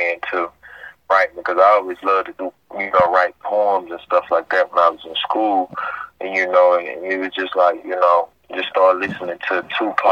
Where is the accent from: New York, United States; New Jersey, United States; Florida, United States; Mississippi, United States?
Mississippi, United States; Gulfport; I'm from Gulfport, Mississippi